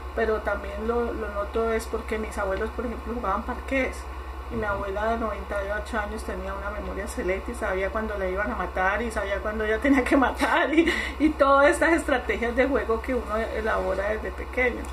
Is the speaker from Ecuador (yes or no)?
no; Colombia; moved away; en mi país